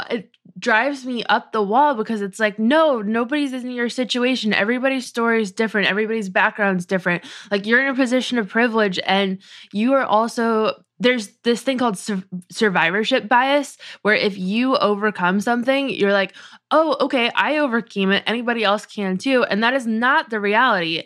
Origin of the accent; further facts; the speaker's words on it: New England, United States; I grew up in New England